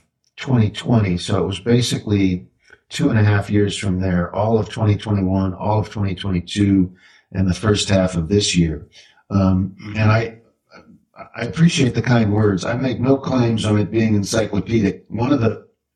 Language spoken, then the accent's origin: English; Kansas City, Missouri, United States; now in Texas, United States; growing up in Kansas City, say 71, 72, I was 8 or 9 years old